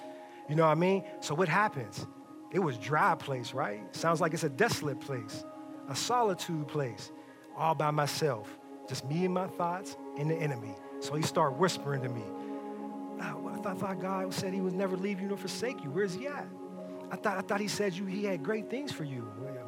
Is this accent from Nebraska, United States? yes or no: no; Pittsburgh, Pennsylvania, United States; We all know I came from Pittsburgh. We moved down here 3 years ago.